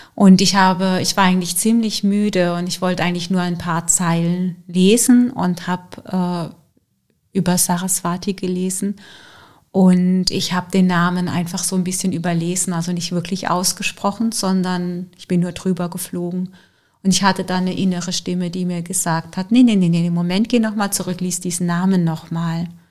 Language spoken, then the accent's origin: German; Germany; bei uns in Deutschland